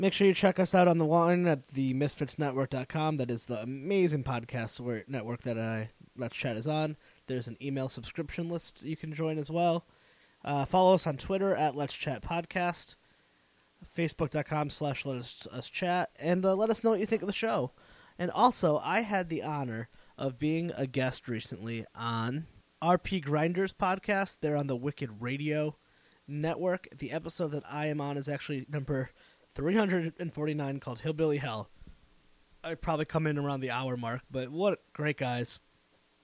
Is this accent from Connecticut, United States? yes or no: yes; Connecticut, United States; now in Rhode Island, United States; we're both from Connecticut, but neither of us live there anymore.